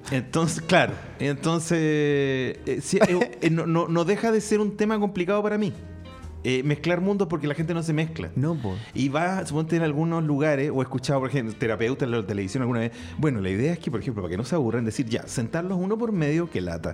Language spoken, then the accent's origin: Spanish; Chile; porque era y porque soy chileno